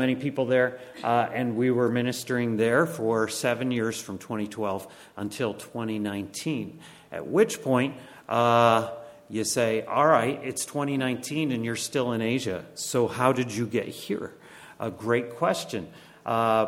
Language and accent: English; Connecticut, United States; moved away as an adult; also born or lived in Bangladesh; now in York County, Pennsylvania, United States; My wife and I actually grew up in Connecticut